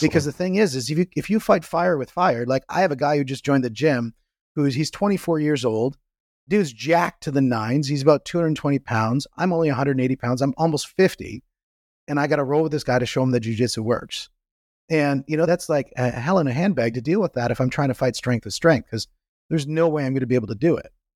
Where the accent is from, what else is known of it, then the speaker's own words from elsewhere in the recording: Canada; I'm from Canada